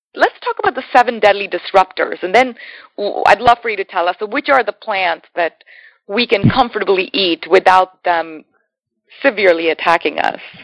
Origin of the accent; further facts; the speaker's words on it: India; as an Indian